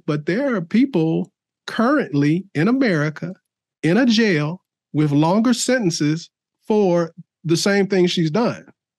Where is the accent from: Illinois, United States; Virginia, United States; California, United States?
Illinois, United States; Chicago; now in Palmer, United States; I grew up in Chicago.